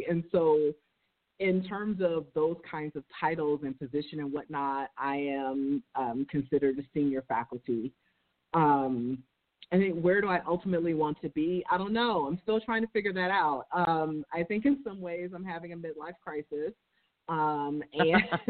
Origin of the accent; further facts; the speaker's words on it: New York City, New York, United States; accent: New York; I grew up in Harlem in New York City. And probably at some point during the interview, my New York accent will probably come out